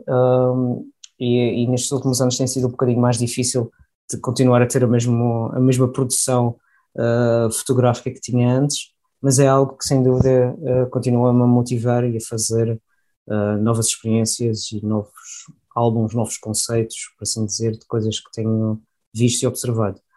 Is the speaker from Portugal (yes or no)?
yes; Portugal; moved away as an adult; also born or lived in Porto / Heidelberg, Germany; now in Germany; eu nasci em Portugal, sou português